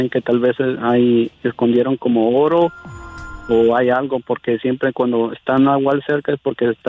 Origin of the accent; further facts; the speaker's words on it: Tlaxcala, Mexico; now in New Jersey, United States; De Tlaxcala.